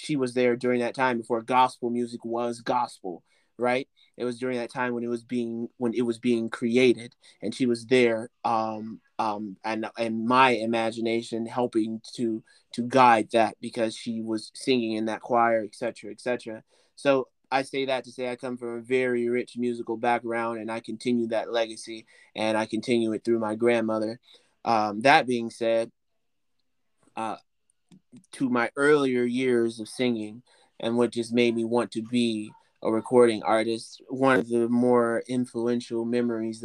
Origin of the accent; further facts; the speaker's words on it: Chicago, Illinois, United States; moved away as an adult; now in Los Angeles, United States; my early life as a child, coming from the South Side of Chicago, coming from the ghettos of Chicago, growing up in Inglewood, and then eventually moving to the Roseland area